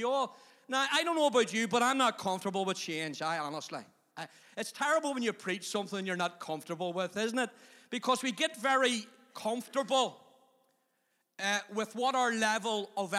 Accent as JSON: {"language": "English", "town": "Belfast", "region": "Northern Ireland", "country": "United Kingdom", "also_born_or_lived": "Magherabuoy", "moved": "as an adult", "said": "I came originally from Tigers Bay up to McGarbury"}